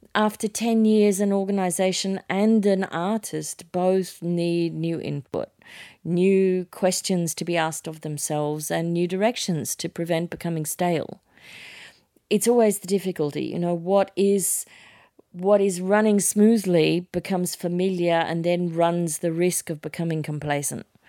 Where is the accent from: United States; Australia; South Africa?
Australia; Sydney, New South Wales; moved away; I was a kid from Manly in Sydney